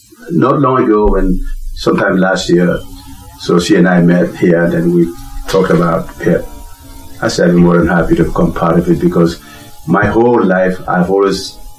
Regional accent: Gambia; now in United States; I'm from Gambia, West Africa.

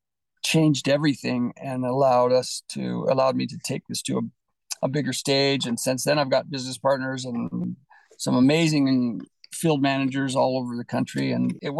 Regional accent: California, United States; moved away as an adult; now in Utah, United States; I grew up in California, which is a little ironic, but came to Utah.

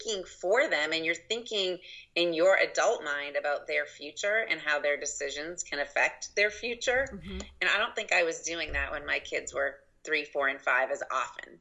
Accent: just outside of Boston, Massachusetts, United States; now in Carmel, Indiana, United States; I grew up just outside of Boston, so all of my family is East Coast

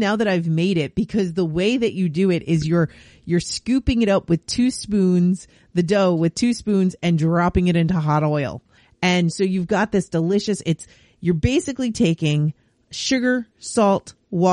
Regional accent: New York, United States; now in Canada; Growing up in New York

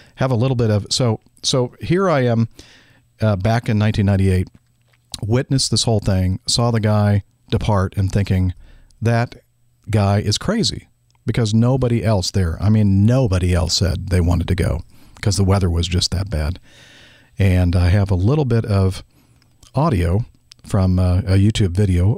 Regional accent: Southern California, United States; I grew up in Southern California, but I lived a few years up in Northern California

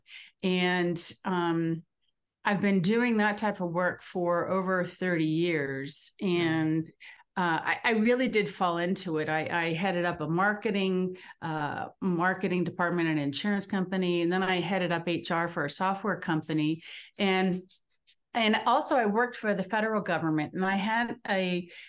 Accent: East Coast, Northeast, United States; now in Denver, United States; I am in the Denver area in Colorado, although I'm from the East Coast originally.

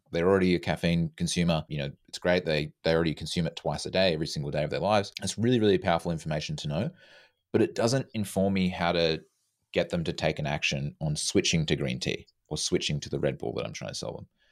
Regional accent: Australia; now in Vancouver, Canada; I'm from Australia, living in Canada.

